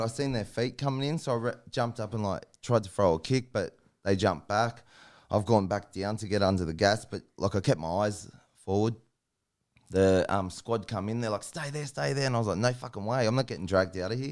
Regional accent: Sydney, New South Wales, Australia; I grew up in Sydney, down in, like, Sydney's West, Guildford, Maryland and that.

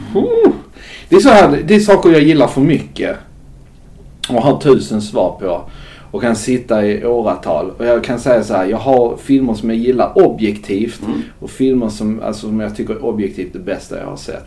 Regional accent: Skåne, Sweden; moved away; also born or lived in Gothenburg; Jag växte upp på nittiotalet i Skåne

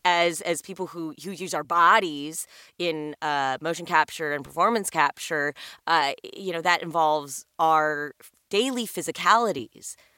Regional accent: Los Angeles, California, United States; I am one of the few unicorns who was born and raised in Los Angeles

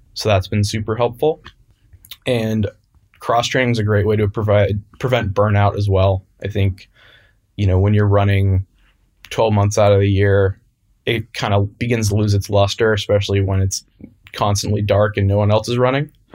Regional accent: San Francisco, California, United States; I grew up in San Francisco, uh, California, still here today

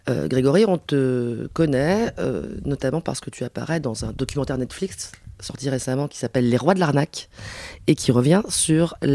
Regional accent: Pantin, Île-de-France, France; born or raised there; moved away as an adult; also born or lived in Aubervilliers / Paris

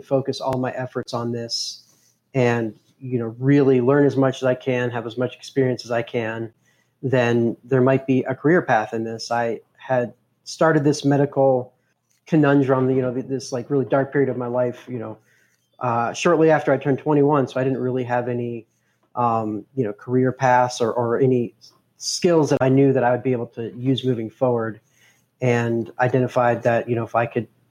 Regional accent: Boulder, Colorado, United States; I was born and raised in Boulder, Colorado

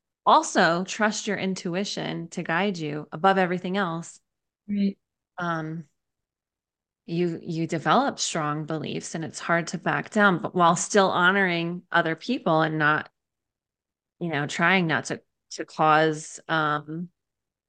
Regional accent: Southern Connecticut, United States; moved away; where I grew up in Southern Connecticut.

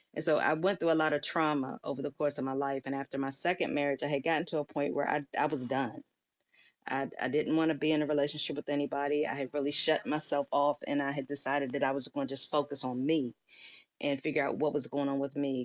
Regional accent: Washington, District of Columbia, United States; I'm a native from Washington, D C, was born and raised in Washington, D C

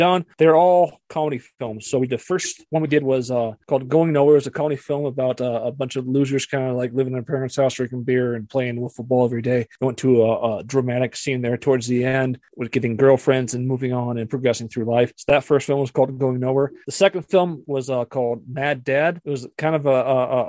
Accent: Western Montana, United States; I am from Montana, born and raised here in Western Montana, the real Montana with the mountains and everything else.

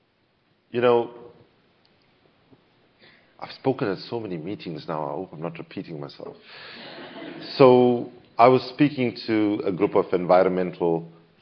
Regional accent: South Africa; as a South African

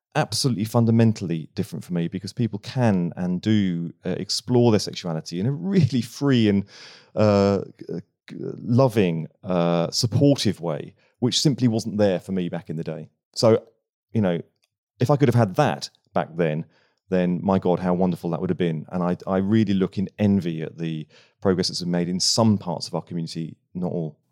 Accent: Bognor Regis, South East England, United Kingdom; moved away; I grew up in Bognor Regis

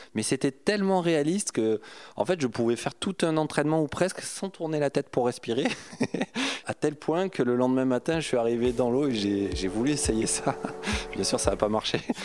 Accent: Aubagne, Provence-Alpes-Côte d'Azur, France; accent: southern; C'était euh, à Aubagne, à côté de Marseille, le pays de Marcel Pagnol. Donc euh, d'où cet accent apparemment, la garrigue et la bonne nourriture du sud.

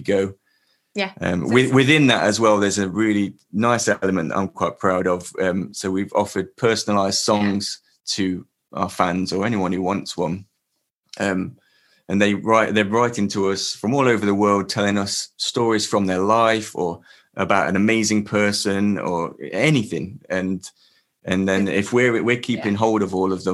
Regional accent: Leicester, East Midlands, United Kingdom; I'm from Leicester

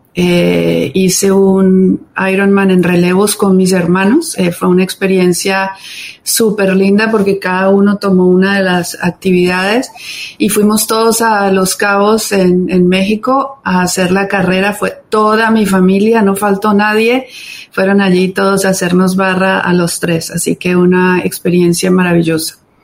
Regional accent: Cali, Valle del Cauca, Colombia; also born or lived in Bogotá; soy latina, como ustedes bien dijeron, colombiana. Em, nacida en Bogotá, crecí en Cali

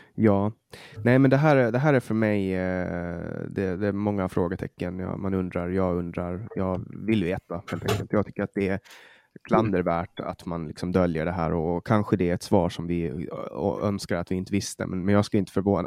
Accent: Åland Islands; moved away; Jag var hemma på Åland

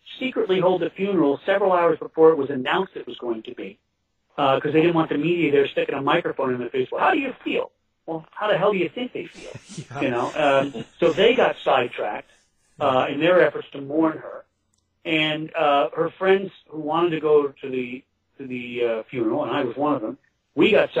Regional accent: Kingston, New York, United States; my hometown

